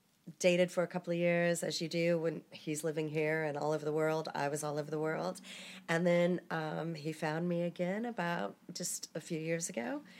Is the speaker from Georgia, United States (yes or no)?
yes; Atlanta, Georgia, United States; now in United Kingdom; No, I'm from Atlanta, Georgia, but I've been here about 2.5 years.